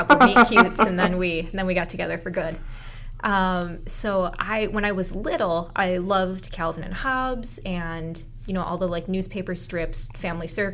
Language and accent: English; Roseville, United States; I'm from Roseville